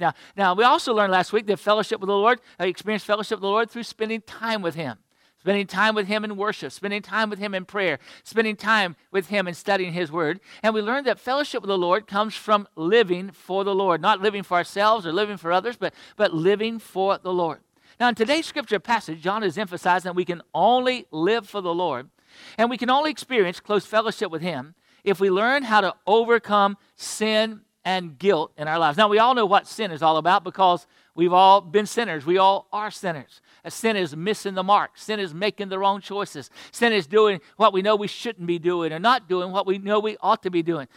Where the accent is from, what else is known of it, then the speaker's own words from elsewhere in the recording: Florida, United States; my home state of Florida.